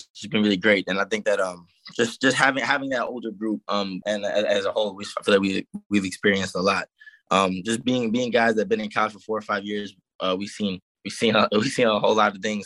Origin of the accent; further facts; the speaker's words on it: New Jersey, United States; moved away as an adult; also born or lived in South Carolina; I'm originally from Jersey